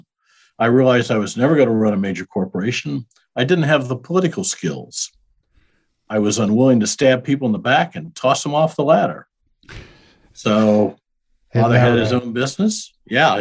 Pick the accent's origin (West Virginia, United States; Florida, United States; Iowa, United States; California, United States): Iowa, United States; moved away as an adult; also born or lived in Kansas City; now in Lewisville, Texas, United States; I'm a Midwestern boy. I grew up in Iowa